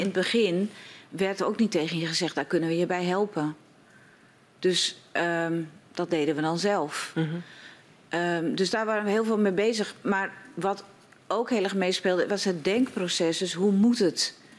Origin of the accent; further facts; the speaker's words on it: Schildwolde, Groningen, Netherlands; ik kom uit Schildwolde.